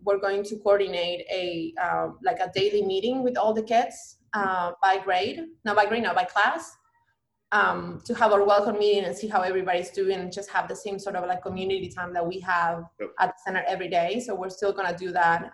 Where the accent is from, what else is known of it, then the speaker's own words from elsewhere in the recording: Banfield, Buenos Aires Province, Argentina; moved away; I am from Buenos Aires, mm-hmm. um, the capital of Argentina. I grew up in a neighborhood called Banfield